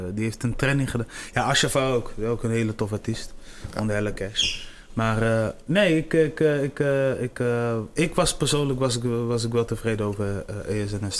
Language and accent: Dutch; Delfzijl, Groningen, Netherlands; now in Groningen, Netherlands; Ik ben geboren in Delcel